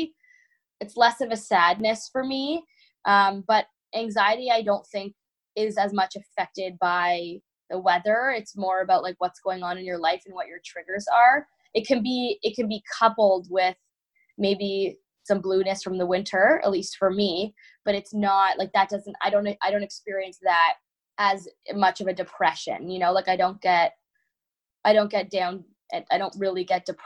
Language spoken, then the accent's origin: English; Toronto, Ontario, Canada; moved away as an adult; now in Michigan, United States; when I moved to Michigan from Toronto, you know, I'm Canadian. I grew up in winters a lot my whole life.